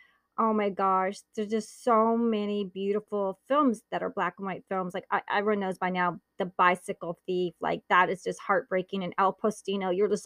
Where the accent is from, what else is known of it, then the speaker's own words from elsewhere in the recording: Naples, Campania, Italy; Since I was born in Naples, Italy